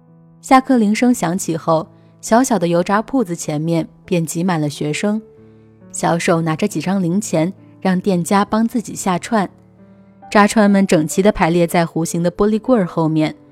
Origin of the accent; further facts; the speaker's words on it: Nanchang, Jiangxi, China; moved away as an adult; now in United States; 十八岁之前，我都在南昌长大，